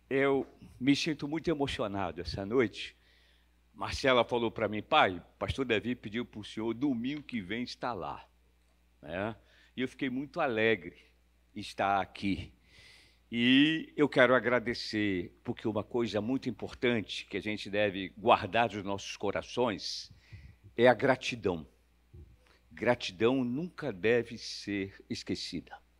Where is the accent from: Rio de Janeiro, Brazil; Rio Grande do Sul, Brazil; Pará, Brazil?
Rio de Janeiro, Brazil; Nasci numa terça-feira de carnaval, nasci na Praça 11, perto do Sambódromo